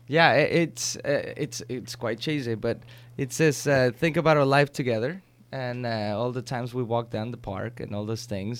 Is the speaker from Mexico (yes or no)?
yes; Mexico; moved away; I grew up with him in Mexico